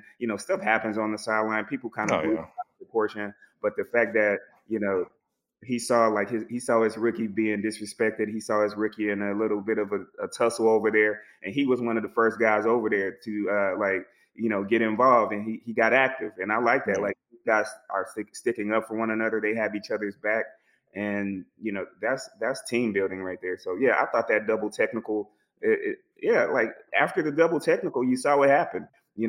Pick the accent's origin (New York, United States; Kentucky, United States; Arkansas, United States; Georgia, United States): Georgia, United States; Atlanta; I'm actually from Atlanta.